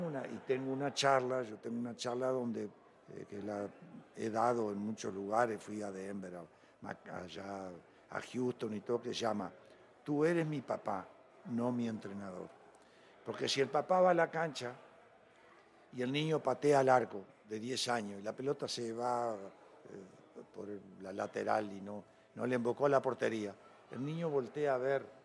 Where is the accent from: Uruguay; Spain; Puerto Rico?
Uruguay; Mercedes, Soriano; now in Mexico; Y en Uruguay yo salgo de mi pueblo de Mercedes en un autobús, o como de aquí a Chihuahua, tres horas y media.